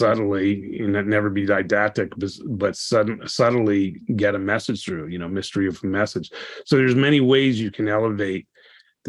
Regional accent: East Coast, United States; moved away; I grew up on the East Coast

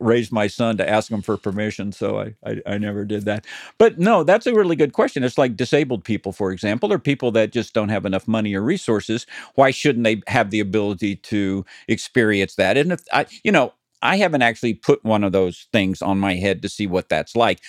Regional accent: Tennessee, United States; now in California, United States; I grew up in Tennessee

